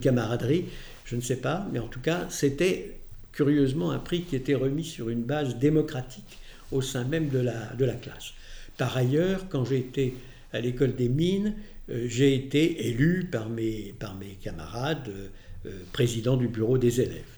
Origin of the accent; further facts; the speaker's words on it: Paris, Île-de-France, France; also born or lived in Lyon; je suis né en 1942 à Lyon, dans le 4e arrondissement. Euh, j'ai euh, fait des études essentiellement à Paris, au lycée Condorcet et à l'école Fénelon